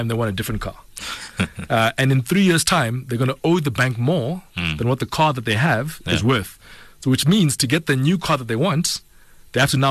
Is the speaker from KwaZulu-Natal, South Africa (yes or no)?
no; Pretoria, Gauteng, South Africa; I grew up in Pretoria.